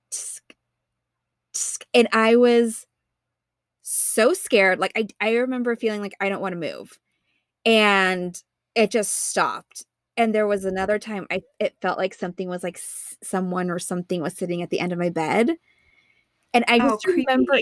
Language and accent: English; East Bay, California, United States; I grew up in the East Bay, it's more of like a housing like tract development system